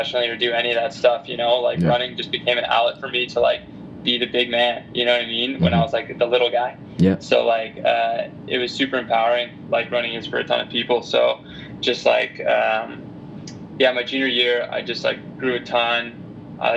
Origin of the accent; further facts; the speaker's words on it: United States; me growing up in the States